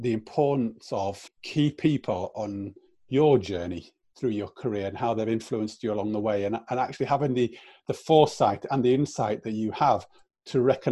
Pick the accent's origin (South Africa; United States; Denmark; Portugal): South Africa; Born and brought up in South Africa